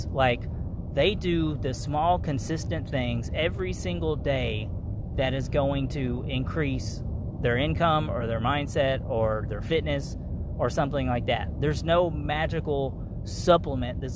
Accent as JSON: {"language": "English", "region": "Kentucky", "country": "United States", "said": "I'm from Kentucky. Everybody, like, basically poor is the norm where I'm from."}